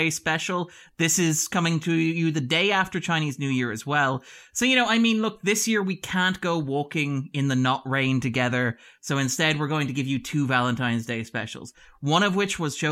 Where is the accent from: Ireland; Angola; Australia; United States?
Ireland; as Irish people